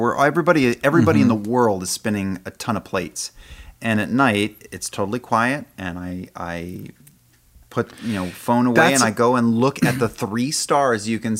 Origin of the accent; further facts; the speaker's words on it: New Jersey, United States; now in Los Angeles, United States; I grew up in New Jersey.